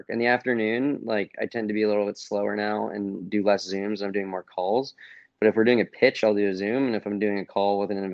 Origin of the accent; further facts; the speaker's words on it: outside of Boston, Massachusetts, United States; moved away as an adult; also born or lived in Miami; I grew up in outside of Boston, but I wasn't in the heart of Boston